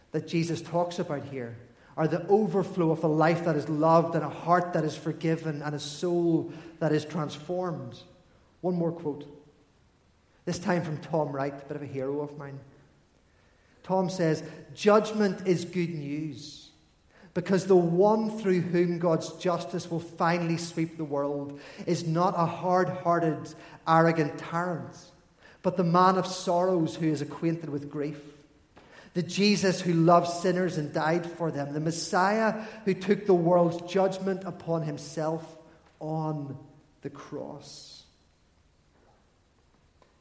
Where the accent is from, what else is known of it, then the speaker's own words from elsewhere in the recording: Armagh, Northern Ireland, United Kingdom; I grew up in Armagh